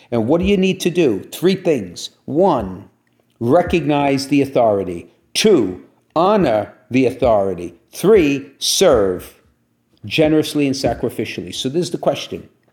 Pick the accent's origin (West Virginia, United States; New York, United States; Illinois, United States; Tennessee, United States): New York, United States; Brooklyn; when I grew up in Brooklyn, I went to parochial school